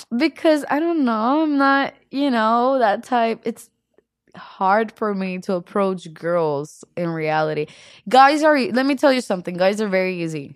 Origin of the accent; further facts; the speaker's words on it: Puerto Rico; accent: Puerto Rican; English is a second language; now in Los Angeles, United States; I'm from Puerto Rico, right? In Puerto Rico, we're a mix of Spaniards, Taino Indians, and African Americans